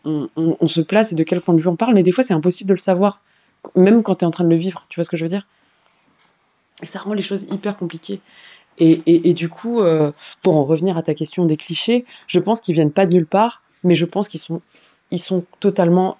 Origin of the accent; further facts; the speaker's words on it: Vitry-sur-Seine, Île-de-France, France; J'ai grandi à Vitry-sur-Seine euh, et dans d'autres banlieues